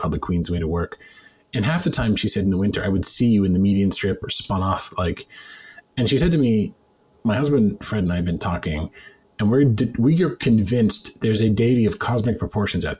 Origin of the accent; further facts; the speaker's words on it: Canada; I'm Canadian.